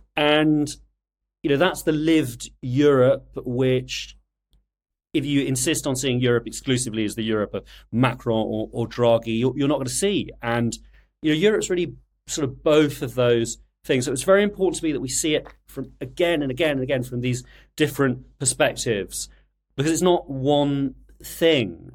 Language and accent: English; United Kingdom; also born or lived in France; I'm British, obviously, I can't keep a secret of that, though. I'm sort of also French, but, but I'm, I'm mostly British.